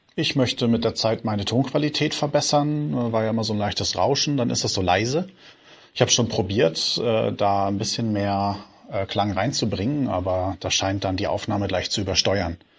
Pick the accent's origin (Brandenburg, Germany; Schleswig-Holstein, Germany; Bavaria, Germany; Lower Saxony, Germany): Schleswig-Holstein, Germany; Lauenburg; Ich komme aus Laumburg und das gehört mit zum äh, Outer Rim Hamburgs